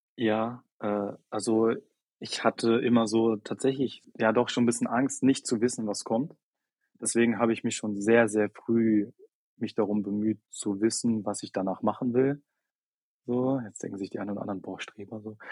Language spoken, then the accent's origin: German; near Hanover, Lower Saxony, Germany; moved away as an adult; now in Berlin, Germany; Juli 2021 Abi in Niedersachsen gemacht, also nahe Nähe von Hannover